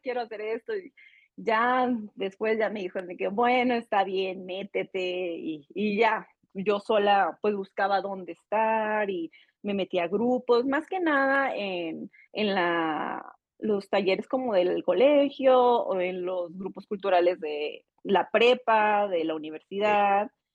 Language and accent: Spanish; Saltillo, Coahuila, Mexico; born or raised there; moved away as an adult; also born or lived in Playa del Carmen; now in Mexico City, Mexico